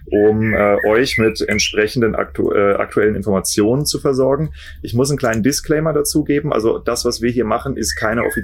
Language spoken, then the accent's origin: German; Kiel, Schleswig-Holstein, Germany